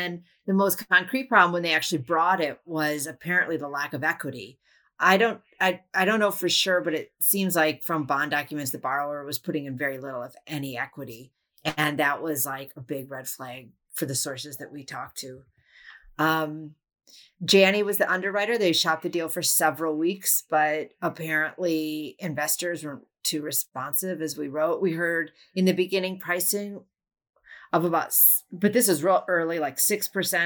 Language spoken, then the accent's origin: English; Wisconsin, United States; my home state of Wisconsin